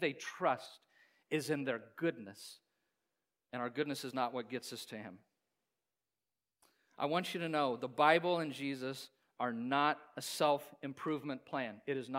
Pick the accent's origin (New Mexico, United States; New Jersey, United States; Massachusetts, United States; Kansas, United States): Kansas, United States; Hays; I grew up in Kansas, in Hayes, a lot of Volga Germans there